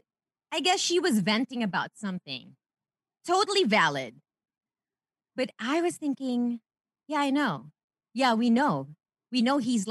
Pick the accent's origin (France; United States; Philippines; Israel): Philippines; moved away; I'm Filipina. I'm Pinay.